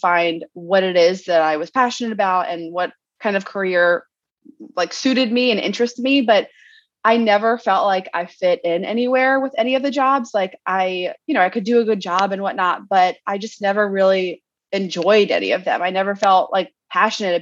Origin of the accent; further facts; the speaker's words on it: Maryland, United States; moved away as an adult; now in San Diego, United States; We're originally from Maryland